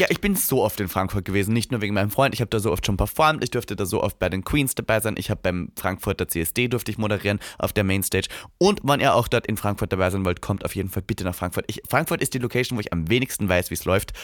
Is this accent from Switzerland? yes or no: no; Austria; moved away; in meiner Heimat